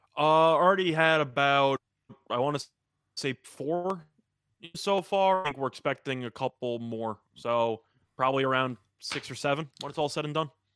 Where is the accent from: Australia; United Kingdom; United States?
United States; New York